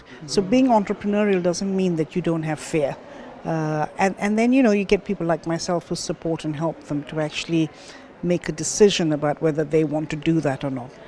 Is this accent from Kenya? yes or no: yes; Kenya; also born or lived in London; now in Dubai, United Arab Emirates; I was born in Kenya.